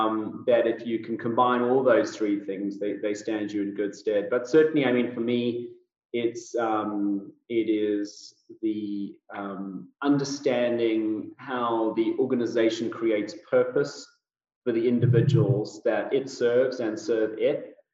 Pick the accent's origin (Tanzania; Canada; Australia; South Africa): South Africa; also born or lived in United Kingdom; now in United States; No, I'm South African born and bred. Most people don't get my accent right straight off the bat. And that's because it's been a little bit of a melting pot of British thrown in there from my 20 years living in the United Kingdom.